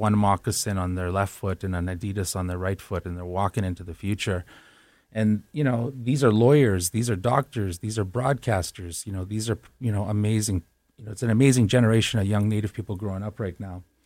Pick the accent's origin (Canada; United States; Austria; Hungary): Canada; Winnipeg, Manitoba; my hometown of Winnipeg